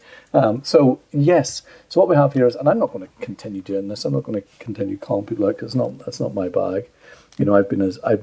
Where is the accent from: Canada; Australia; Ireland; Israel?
Ireland; Being Irish